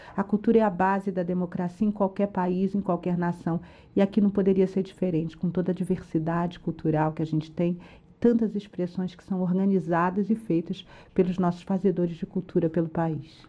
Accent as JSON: {"language": "Portuguese", "country": "Brazil", "said": "nós somos brasileiros orgulhosos de onde a gente está."}